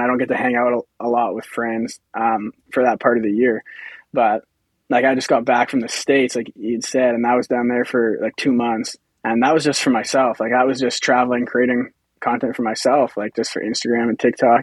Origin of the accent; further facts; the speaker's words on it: Humboldt, Saskatchewan, Canada; I'm from Humboldt uh, in Saskatchewan here, so local